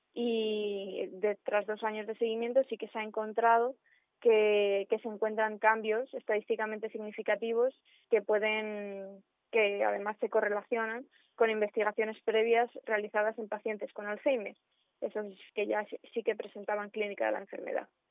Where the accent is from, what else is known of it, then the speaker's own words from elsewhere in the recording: Cuéllar, Castile and León, Spain; moved away as an adult; para mí Cuellar es una de las partes más importantes mm, de mi vida, siempre lo ha sido, y aunque me fui a estudiar fuera, em, en mi forma de ser y todo lo que he aprendido allí en el colegio, en el instituto